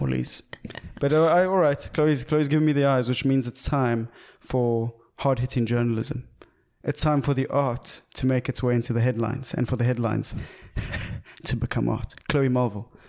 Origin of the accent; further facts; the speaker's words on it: South Africa; as a South African